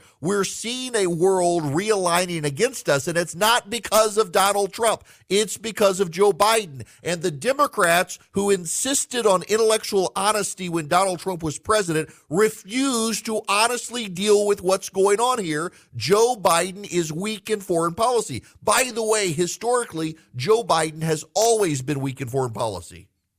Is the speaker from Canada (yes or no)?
no; Dubai, United Arab Emirates; When I grew up in Dubai, the Iranian-backed Hezbollah tried to blow up my school